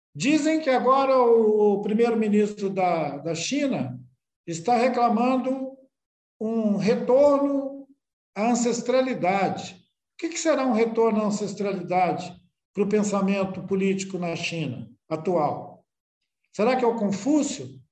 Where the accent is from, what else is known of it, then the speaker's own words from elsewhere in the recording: Brazil; daqui da beira do rio, onde eu nasci